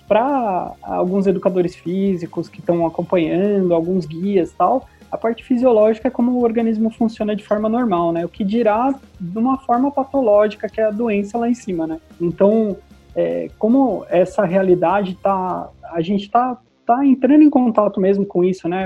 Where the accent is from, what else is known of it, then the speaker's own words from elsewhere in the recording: Brazil; sou é, brasileiro, bem brasileiro